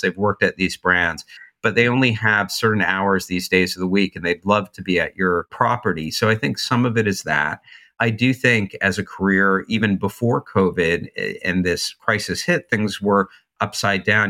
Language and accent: English; New Jersey, United States; moved away as an adult; also born or lived in New York City / Santa Monica; I'm from New Jersey